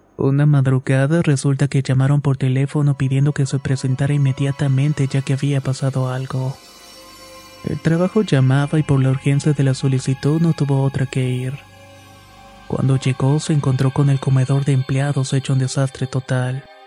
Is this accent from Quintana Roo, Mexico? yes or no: no; Chiapas, Mexico; mi estado natal Chiapas